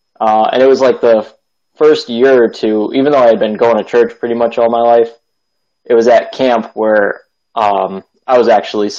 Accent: Springfield, Massachusetts, United States; So I grew up in Springfield, Massachusetts. I grew up going to Blessed Hope Advent Christian Church in Springfield.

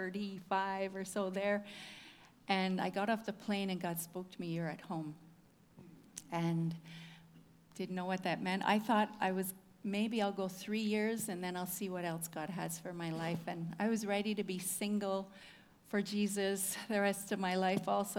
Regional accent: Whitemouth, Manitoba, Canada; From Manitoba. I'm from Whitemouth, if anybody knows where that is. Grew up on a farm there.

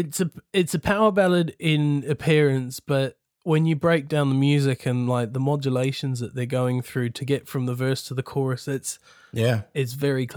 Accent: New Zealand; now in United Kingdom; Because I had a really tough time when I first got here fitting in, because I was very manly from New Zealand, going to cut down all the trees, lumberjack sort of thing.

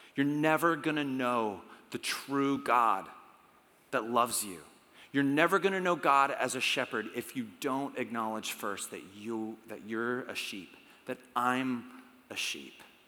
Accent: United States; we're Americans. We're from America

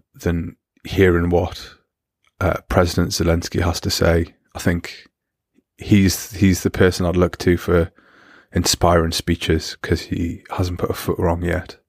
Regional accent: United Kingdom; now in Germany; as a British person

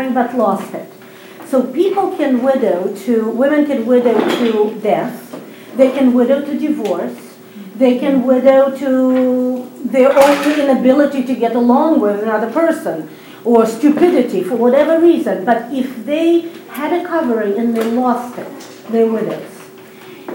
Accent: Saint Petersburg, Russia; now in Israel; I was born in Russia, in St. Petersburg, Russia. I made Aliyah, which is a word used for the Jewish people going back to the land of Israel, 16 years ago.

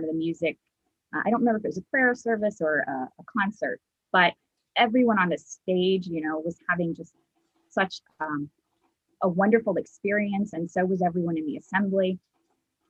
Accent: North Carolina, United States; I grew up in North Carolina

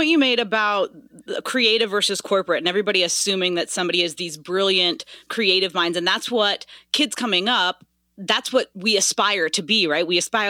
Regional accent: Alabama, United States; I grew up in Alabama

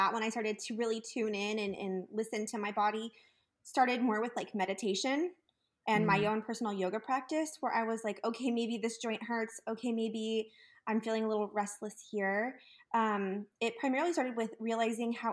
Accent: Texas, United States; moved away; also born or lived in California; growing up in Texas, I was really always surrounded by delicious Tex-Mex food

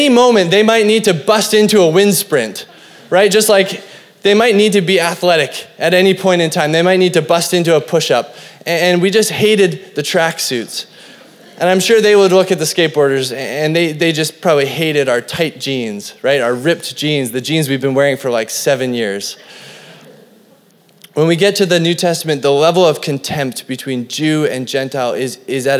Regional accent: Cranbrook, British Columbia, Canada; I was growing up in Cranbrook, this little hick town in BC

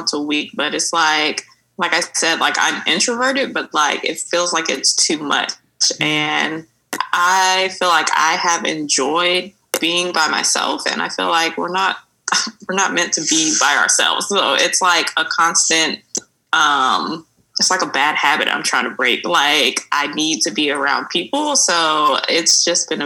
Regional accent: Mobile, Alabama, United States; moved away as an adult; now in Dallas, United States; I'm from Mobile, Alabama

